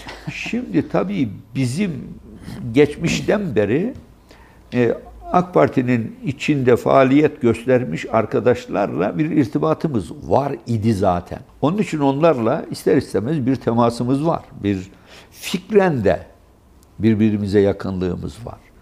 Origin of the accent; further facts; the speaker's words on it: Gürün, Sivas Province, Turkey; Gürün bizim ilçemizdir